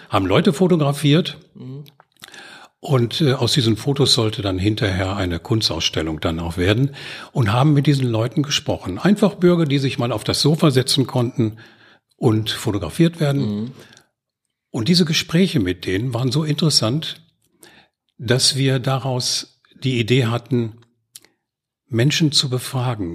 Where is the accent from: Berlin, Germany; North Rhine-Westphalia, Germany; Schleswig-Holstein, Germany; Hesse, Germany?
North Rhine-Westphalia, Germany; Gelsenkirchen; now in Oberhausen, Germany; Ich bin in Gelsenkirchen-Erle im Schatten der Zeche Graf Bismarck groß geworden